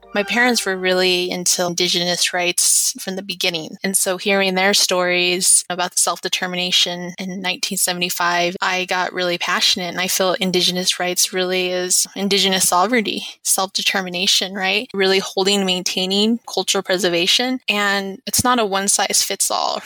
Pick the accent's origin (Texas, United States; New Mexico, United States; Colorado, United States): New Mexico, United States; Albuquerque; also born or lived in Shiprock, New Mexico / Ganado, Arizona; I was born in Shiprock, New Mexico, but I moved to Albuquerque when I was about seven years old.